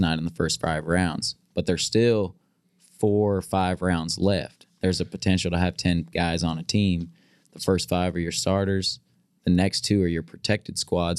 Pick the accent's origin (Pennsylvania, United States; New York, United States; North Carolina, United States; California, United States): California, United States; moved away as an adult; growing up in California.